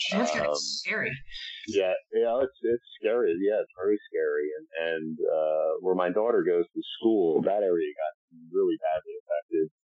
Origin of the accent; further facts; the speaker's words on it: Chatham, New Jersey, United States; moved away as an adult; also born or lived in New York; now in Los Angeles, United States; I grew up in Chatham, New Jersey, which is in Morris County.